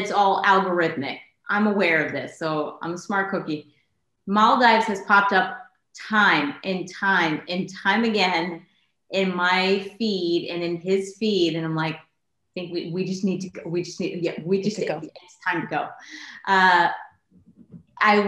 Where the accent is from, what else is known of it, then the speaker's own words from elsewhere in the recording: Connecticut, United States; moved away; I'm from Connecticut originally